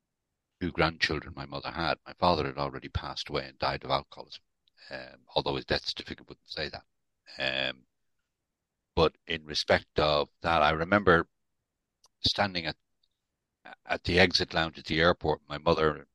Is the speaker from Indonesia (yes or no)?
no; Dublin, Leinster, Ireland; now in United Kingdom; I'm not actually from the UK. I was born and brought up in Dublin.